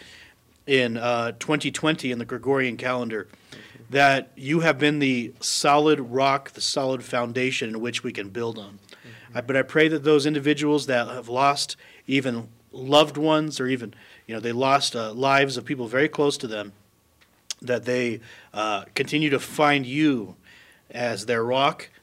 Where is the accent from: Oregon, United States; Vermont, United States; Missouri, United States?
Oregon, United States; Salem; moved away as an adult; now in Colorado Springs, United States; I was born and raised in Salem, Oregon, on the west coast of the States.